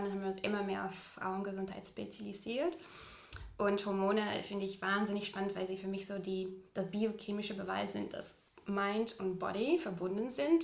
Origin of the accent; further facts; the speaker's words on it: Utrecht, Netherlands; German is a second language; moved away as an adult; now in Hamburg, Germany; ich komme aus Utrecht äh, tatsächlich, Utrecht